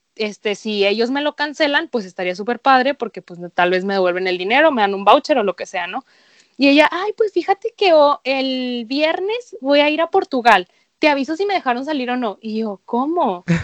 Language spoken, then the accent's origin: Spanish; Venezuela; moved away; yo muchos años viví en Venezuela